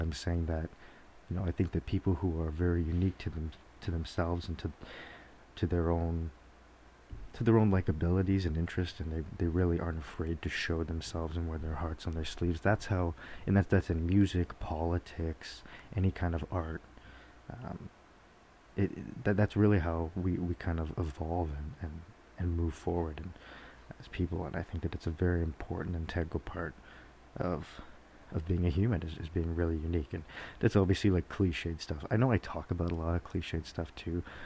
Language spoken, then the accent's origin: English; Georgetown, Ontario, Canada; moved away; back in my hometown in Georgetown